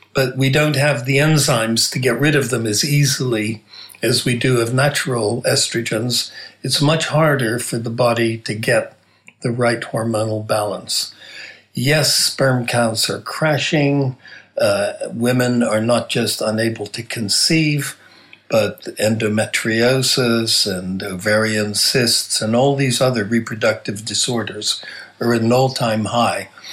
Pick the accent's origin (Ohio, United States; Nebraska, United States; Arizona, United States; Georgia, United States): Nebraska, United States; moved away; I'm originally from Nebraska